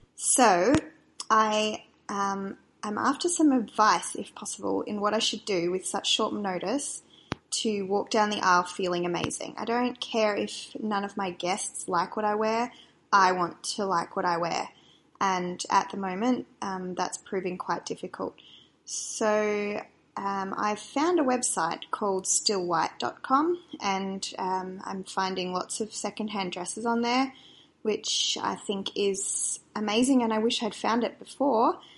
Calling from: Perth, Western Australia, Australia; I'm calling from Perth in Western Australia.

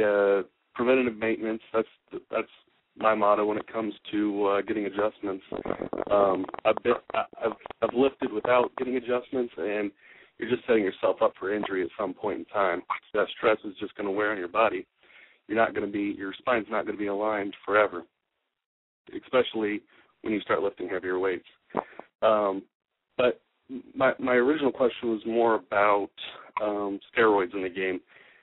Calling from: Indiana, United States; calling from Indiana

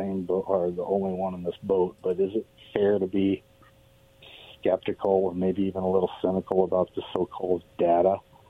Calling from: Richland, Washington, United States; Good afternoon. This is … from Richland.

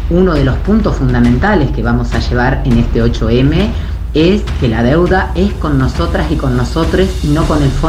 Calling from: Caseros, Buenos Aires Province, Argentina; de Caseros.

